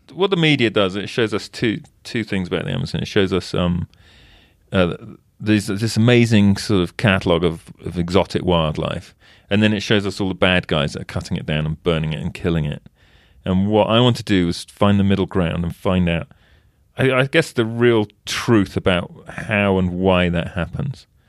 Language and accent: English; England, United Kingdom; now in United States; I'm English and I live in the States